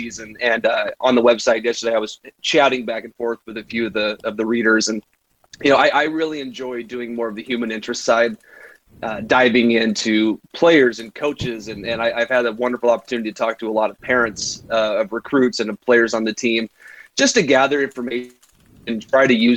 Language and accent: English; Salem, Oregon, United States; we grew up in the Salem area